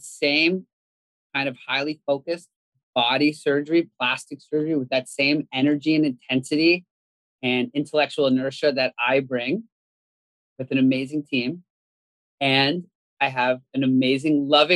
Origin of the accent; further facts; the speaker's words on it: Canada; I grew up in Canada